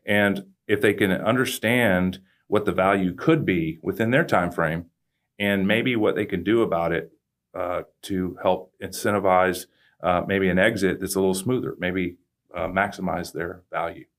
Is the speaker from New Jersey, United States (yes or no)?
no; Katy, Texas, United States; also born or lived in Cypress, Texas; I live out in Katy now. I'm from Katy, but I moved back out there about five years ago